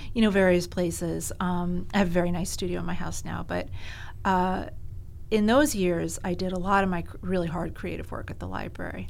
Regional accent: Greenwich, Connecticut, United States; born or raised there; also born or lived in New York City

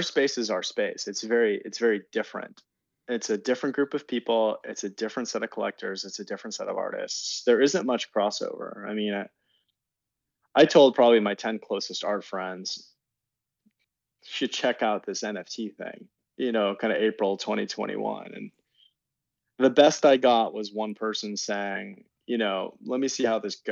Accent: Santa Cruz, California, United States; I grew up in the Bay Area. Santa Cruz originally

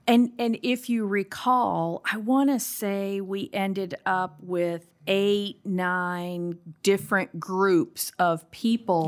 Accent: South Carolina, United States; also born or lived in Austin, Texas; now in Eden Prairie, United States; I'm from South Carolina

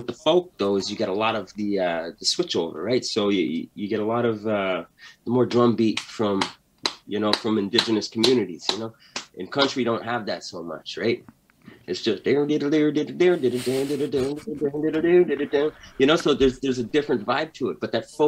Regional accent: a reserve on the East Coast, Canada; moved away; I'm growing up on the res, on the East Coast in the 80s

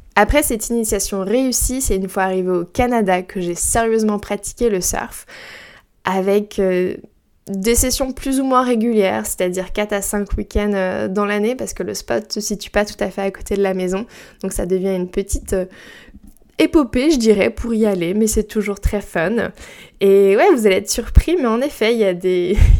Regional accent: Brittany, France; moi j'ai grandi en Bretagne et proche de la mer

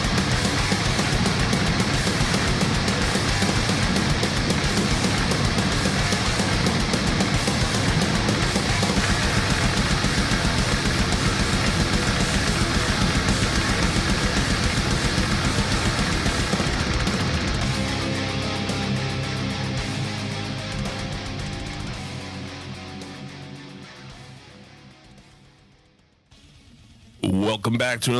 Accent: United States; As an American

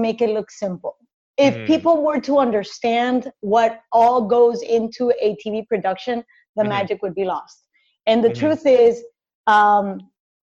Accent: Cali, Valle del Cauca, Colombia; moved away as an adult; born and raised in Cali, Colombia

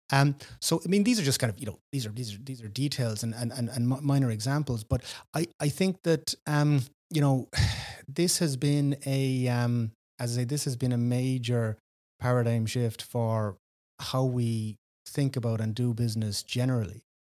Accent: West Cork, Munster, Ireland; also born or lived in Dublin; born in, Br-, in Reardon, grew up here in, in, in West Cork

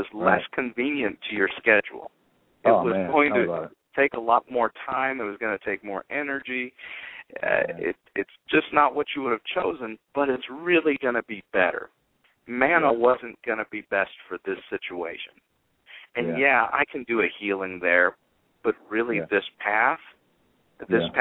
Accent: Salinas River, California, United States; I lived with the Salinas River in my backyard

